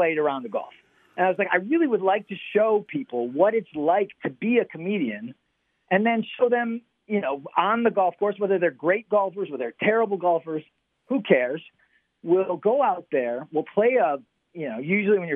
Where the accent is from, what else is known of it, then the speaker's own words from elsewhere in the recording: Detroit, Michigan, United States; I grew up in the Detroit area